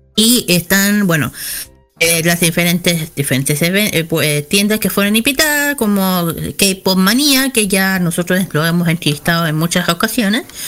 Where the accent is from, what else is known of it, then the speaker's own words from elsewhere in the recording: Chile; soy de Chile.